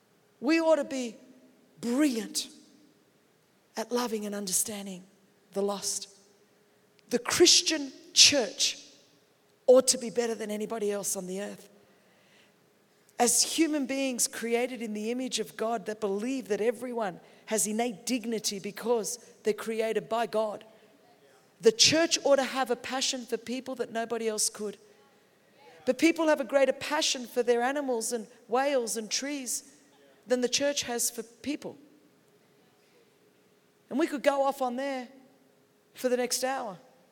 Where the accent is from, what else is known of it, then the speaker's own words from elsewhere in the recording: Australia; I'm from Australia. We understand sheep.